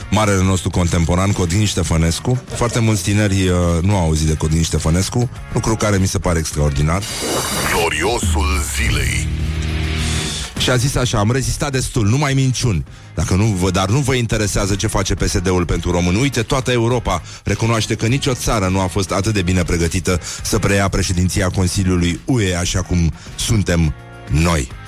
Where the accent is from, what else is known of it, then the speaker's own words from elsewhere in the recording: Teleorman County, Romania; eu sunt din Teleorman Ca orice local din Teleorman Am găsit în fundul curții o valiză cu documente